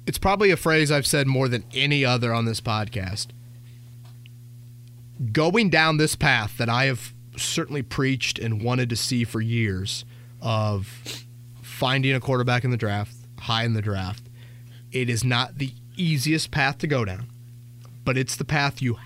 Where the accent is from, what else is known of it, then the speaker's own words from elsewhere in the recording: Indiana, United States; We're from Indiana.